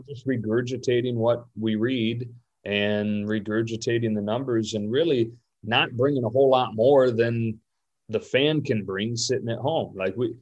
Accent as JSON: {"language": "English", "region": "Michigan", "country": "United States", "tie": "born or raised there", "said": "Growing up in Michigan"}